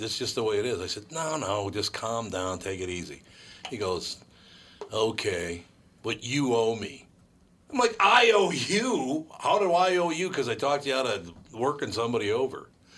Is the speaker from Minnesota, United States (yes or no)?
yes; Minneapolis, Minnesota, United States; Ah, the joys of growing up in North Minneapolis.